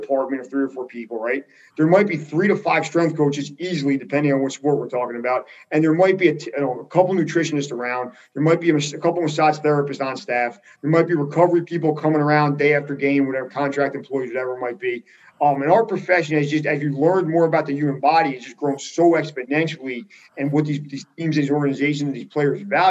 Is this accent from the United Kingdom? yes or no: no; Jersey Shore, New Jersey, United States; I'm from the Jersey Shore where J.R. Smith is from.